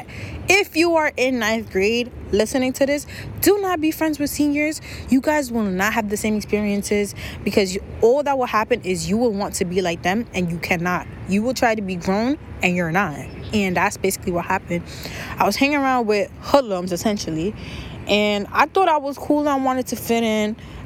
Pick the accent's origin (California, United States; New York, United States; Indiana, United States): New York, United States; also born or lived in Senegal; I'm from New York